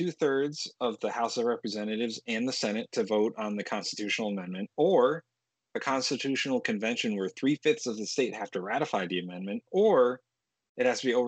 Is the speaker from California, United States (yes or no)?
no; Connecticut, United States; I come from Connecticut